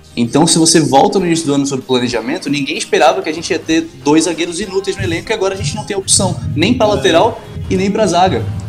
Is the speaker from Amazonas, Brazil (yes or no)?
yes; Manaus, Amazonas, Brazil; moved away as an adult; now in Rio de Janeiro, Brazil; apesar do sotaque aqui, quem tá estranhando, eu, eu moro no Rio há sete anos, mas eu sou de Manaus